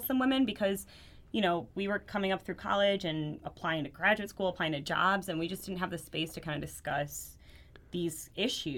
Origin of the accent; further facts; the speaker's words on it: Belleville, Illinois, United States; I was born over here in the United States in a small town called Belleville, Illinois, which is a suburb of St. Louis, Missouri